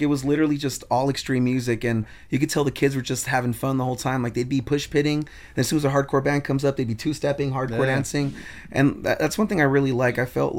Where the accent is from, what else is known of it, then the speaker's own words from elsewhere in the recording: Hawthorne, California, United States; also born or lived in Culver City, California; Like, like I grew up in the Hawthorne Inglewood area, yeah.